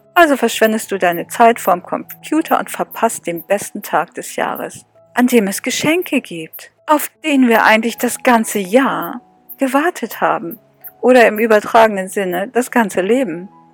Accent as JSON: {"language": "German", "region": "Northern Germany", "country": "Germany", "said": "ich komme aus Norddeutschland."}